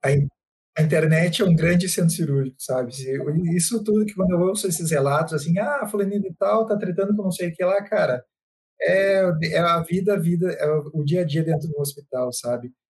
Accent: Santa Maria, Rio Grande do Sul, Brazil; moved away as an adult; now in Jaraguá do Sul, Brazil; eu nasci em Santa Maria, mas há, há uns sete anos atrás eu me mudei para Santa Catarina. Agora eu moro em Jaraguá do Sul

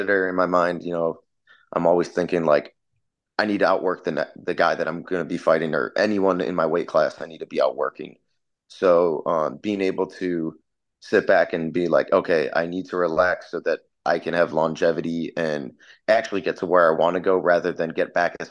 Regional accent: Chicago, Illinois, United States; moved away as an adult; now in California, United States; I grew up in Chicago, so I'm a very big sports fan

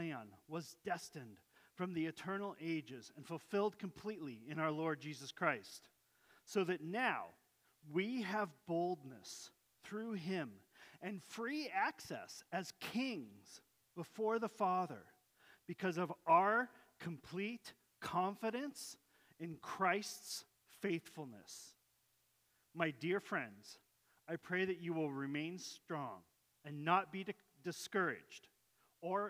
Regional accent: Yakima, Washington, United States; I was born in Yakima, Washington, and that I wasn't born in Jerusalem

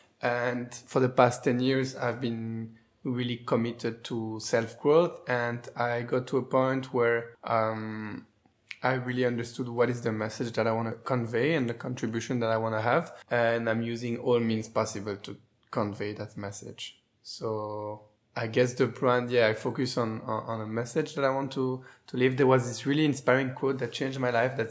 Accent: Brussels, Brussels-Capital Region, Belgium; accent: French; English is a second language; moved away as an adult; also born or lived in Tel Aviv / Geneva / Berlin; now in Barcelona, Spain; I'm from Brussels and I live in Barcelona.

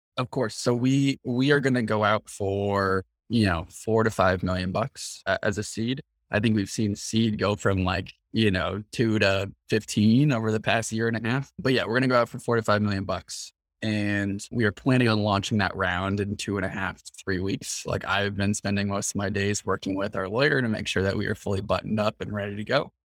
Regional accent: Mill Valley, California, United States; We grew up together in Mill Valley, again, which is a town just north of San Francisco.

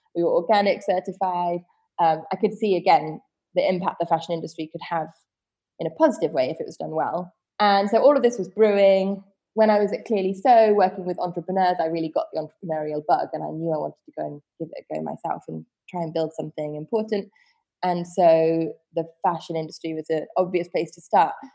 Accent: Wiltshire, South West England, United Kingdom; I was born in Wiltshire, which is a, a, county out in the West Country in the UK. In and I grew up in a um, very small, I would say village

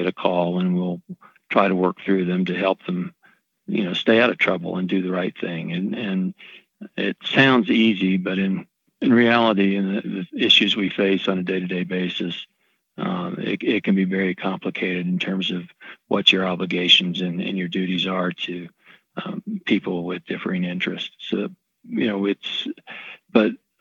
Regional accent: East Tennessee, United States; moved away as an adult; also born or lived in North Carolina; I grew up in East Tennessee

